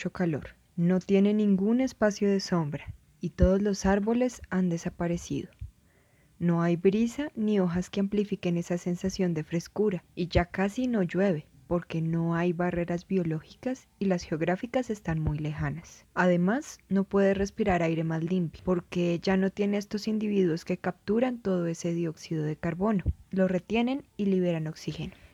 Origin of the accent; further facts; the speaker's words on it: Chimichagua, Cesar, Colombia; tengo 24 años, soy de Chimichagua, Cesar